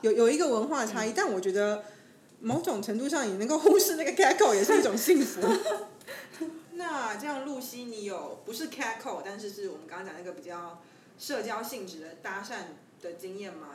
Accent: Taiwan; 我是台湾人

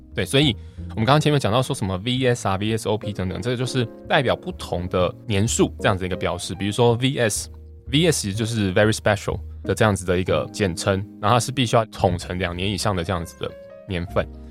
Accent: southern Taiwan, Taiwan; 我们南部人嘛

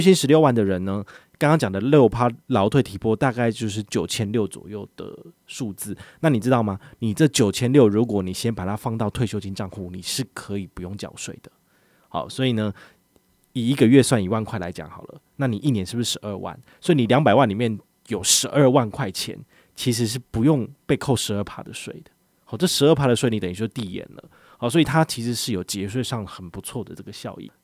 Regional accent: Taiwan; 我们台湾这边

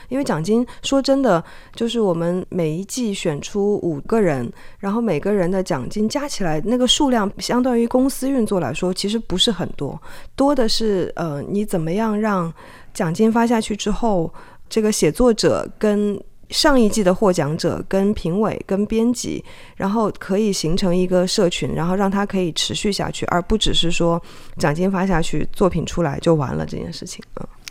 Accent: China; moved away as an adult; also born or lived in Hong Kong; now in Taiwan; 因为我是从中国大陆出生长大，然后到香港念大学跟做记者嘛

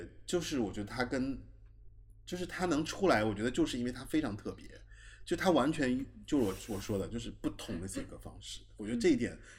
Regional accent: Taiwan; 我是台湾人嘛，

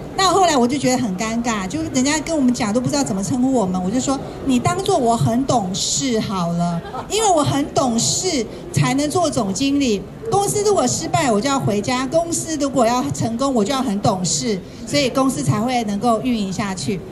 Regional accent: Kaohsiung, Taiwan; now in Taipei, Taiwan; 我觉得能够从高雄来到台北

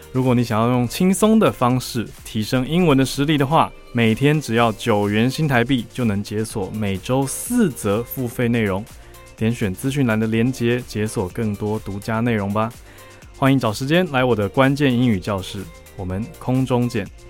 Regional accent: Taiwan; 我小时候在台湾看外国来台湾巡回的音乐剧

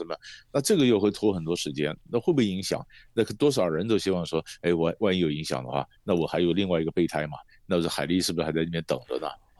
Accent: Taiwan; 我们我们台湾人讲的，在戏戏棚下站久就是你的

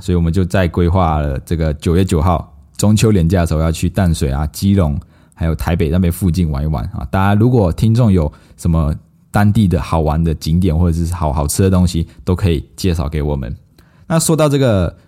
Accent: Malaysia; now in Taiwan; 我们马来西亚人

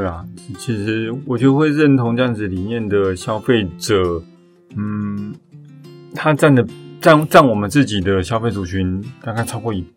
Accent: Taichung, Taiwan; moved away; also born or lived in Shanghai; 我是台中人，但是台北人

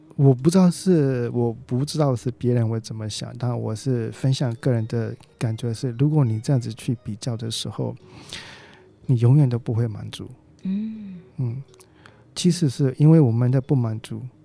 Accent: Hong Kong; 我是来自香港的

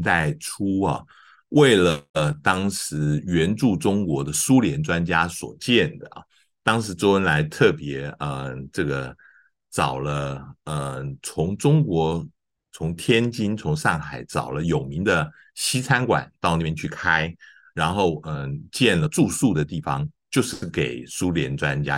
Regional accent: Taiwan; 我们是台湾的人

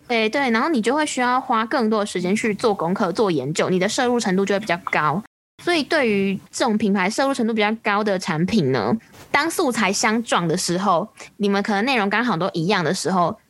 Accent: Taiwan; 我们是由台湾跟香港的行销人组成的行销 Podcast 节目

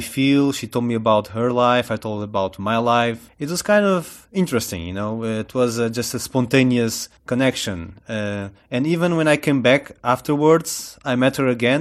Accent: Portugal; I'm from Portugal

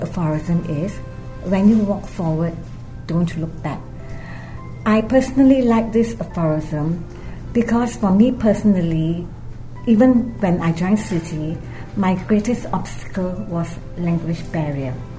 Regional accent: Kuala Lumpur, Malaysia; I'm from Kuala Lumpur, Malaysia

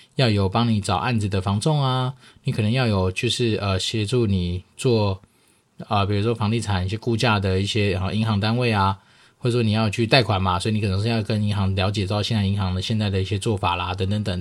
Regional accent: Taoyuan, Taiwan; 以我老家桃园来说

